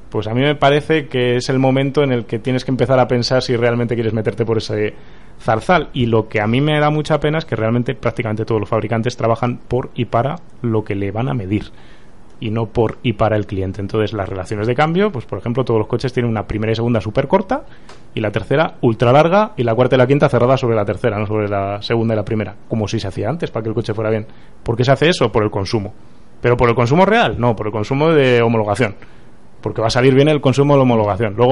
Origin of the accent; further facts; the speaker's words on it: Pontevedra, Galicia, Spain; also born or lived in Barcelona; now in Madrid, Spain; Tú eres paisana mía.